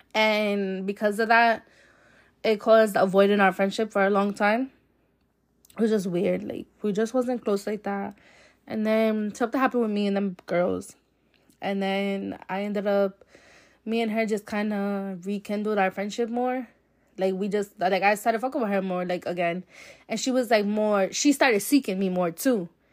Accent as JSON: {"language": "English", "town": "Providence", "region": "Rhode Island", "country": "United States", "said": "I'm from Providence, Rhode Island"}